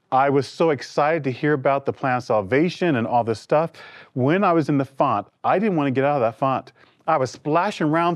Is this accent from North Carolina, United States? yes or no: no; New York City, New York, United States; I'm a product of a foster care system in New York City. I was raised in the Jones family.